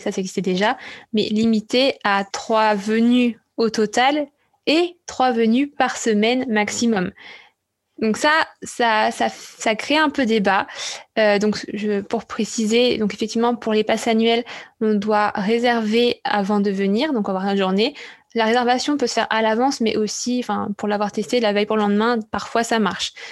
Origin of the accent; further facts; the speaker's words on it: France; en tant que Français